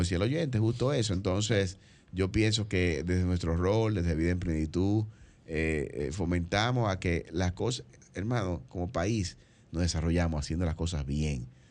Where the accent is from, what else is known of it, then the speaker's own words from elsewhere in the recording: Dominican Republic; como dominicanos